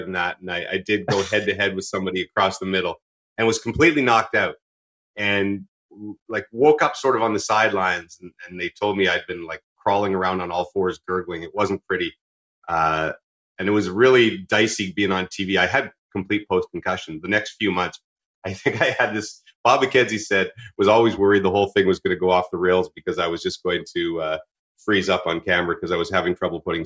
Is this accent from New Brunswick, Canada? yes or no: no; Ottawa, Ontario, Canada; also born or lived in Victoria, British Columbia; I lived in BC when I was young. And so when I moved to Ottawa, which I consider my hometown, I was 8 years old